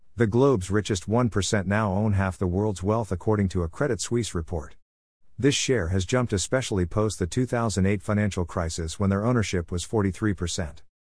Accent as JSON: {"language": "English", "town": "Mumbai", "region": "Maharashtra", "country": "India", "tie": "born or raised there", "said": "born and brought up in Mumbai"}